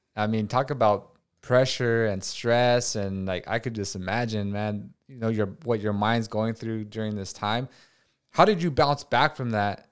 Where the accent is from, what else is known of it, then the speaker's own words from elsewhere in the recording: Watsonville, California, United States; moved away; I grew up in Watsonville, where it's like ninety five percent Hispanic